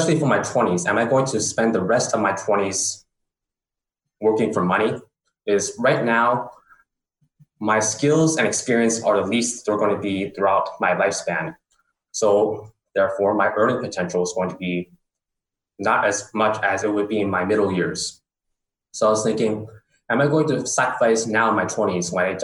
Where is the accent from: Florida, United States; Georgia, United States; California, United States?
California, United States; San Francisco; moved away as an adult; also born or lived in Bangkok, Thailand; I'm originally from San Francisco, California